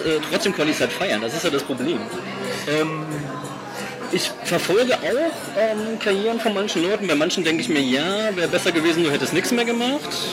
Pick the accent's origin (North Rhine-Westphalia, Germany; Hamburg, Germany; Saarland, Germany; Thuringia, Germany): Saarland, Germany; Saarbrücken; in Saarbrücken, wo ich herkomme